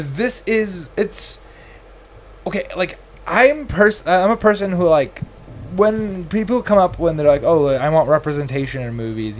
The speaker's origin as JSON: {"language": "English", "country": "United States", "said": "As a Pakistani Desi Muslim American"}